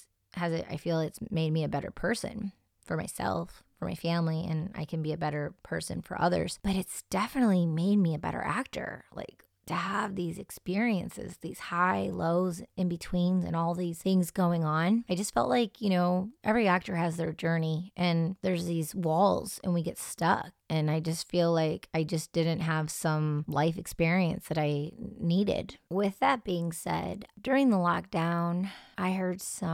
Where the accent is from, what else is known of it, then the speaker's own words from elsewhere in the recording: suburban Detroit area, Michigan, United States; I'm someone who was raised in a more suburban atmosphere, and I was taught to stay away from certain scenes, but then I would go to Detroit and hang out in very raw, real atmospheres. Growing up in the Detroit electronic music scene